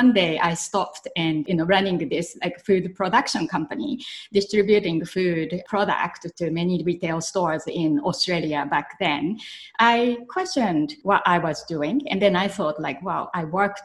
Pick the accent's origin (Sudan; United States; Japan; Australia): Japan; moved away as an adult; when I was growing up in Japan, I used to help in my grandparents' family business